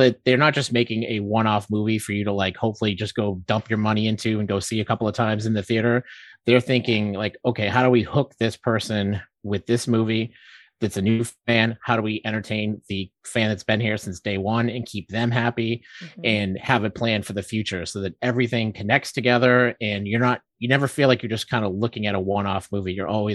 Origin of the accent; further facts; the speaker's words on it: Massachusetts, United States; We're from Massachusetts